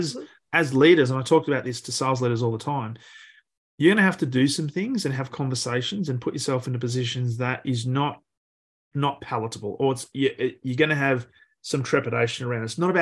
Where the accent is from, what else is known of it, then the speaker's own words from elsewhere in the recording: Australia; as an Australian